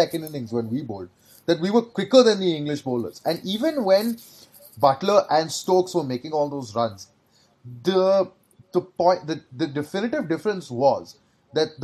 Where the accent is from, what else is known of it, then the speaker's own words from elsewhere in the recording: India; as an Indian